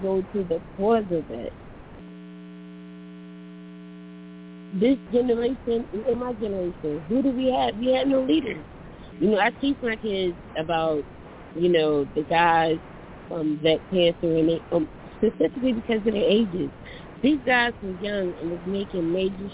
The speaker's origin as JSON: {"language": "English", "region": "South Carolina", "country": "United States", "tie": "born or raised there", "moved": "yes", "lives_now": "Philadelphia, United States", "said": "I live in Philly, but I'm from the South. I was born and raised in South Carolina"}